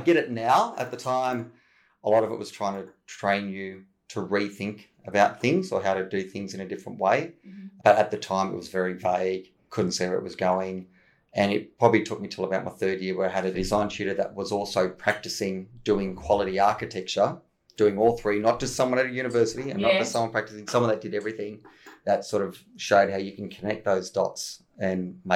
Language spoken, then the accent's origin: English; Griffith, New South Wales, Australia; I grew up in Griffith, rural New South Wales